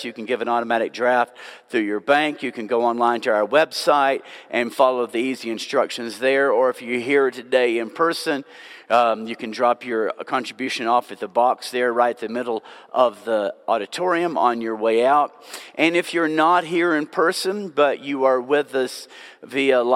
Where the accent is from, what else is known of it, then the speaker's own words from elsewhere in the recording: Nashville, Tennessee, United States; also born or lived in Franklin, Tennessee; now in Brno, Czech Republic; I was born and raised in Nashville, Tennessee. And when I was 10 years old, we moved to the city of Franklin, Tennessee